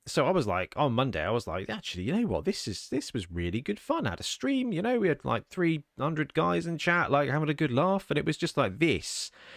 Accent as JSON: {"language": "English", "country": "United Kingdom", "said": "we're British"}